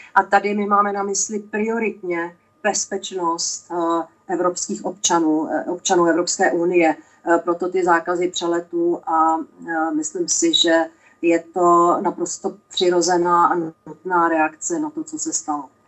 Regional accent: Czechia; jako Češka

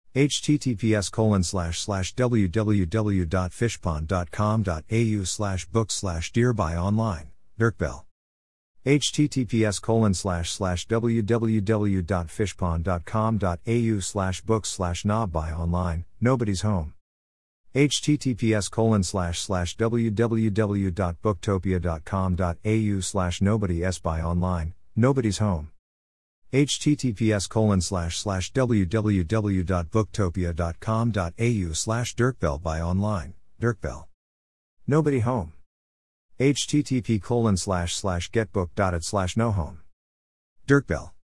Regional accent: Melbourne, Victoria, Australia; born or raised there

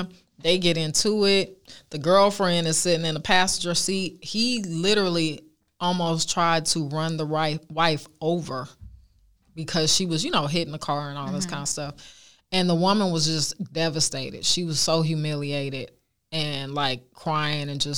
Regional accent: Oakland, California, United States; I went to Allen Temple Baptist Church growing up in Oakland

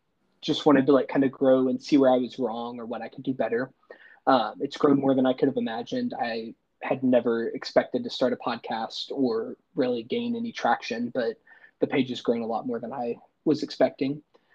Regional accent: Eastern Kentucky, United States; moved away as an adult; now in Covington, United States; I currently live in Covington, Kentucky. I grew up in Eastern Kentucky.

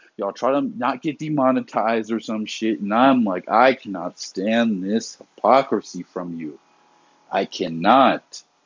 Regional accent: the South, United States; I grew up in the South where hurricane season is plentiful

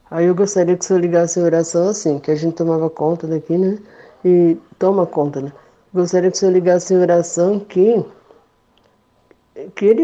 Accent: São Bernardo do Campo, São Paulo, Brazil; Pastora, eu sou de São Bernardo do Campo.

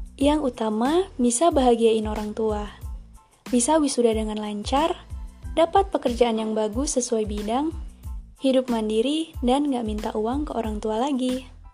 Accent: Air Naningan, Tanggamus Regency, Lampung, Indonesia; Lahir di Kecamatan Air Naningan, Kabupaten Tanggamus

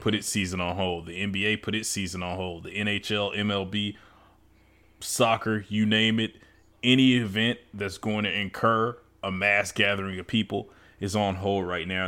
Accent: United States; now in Raleigh, United States; Memphis being close to my hometown

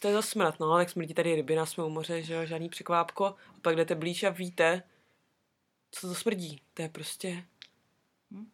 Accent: Brno, South Moravian Region, Czechia; now in Wellington, New Zealand; u nás v Brně

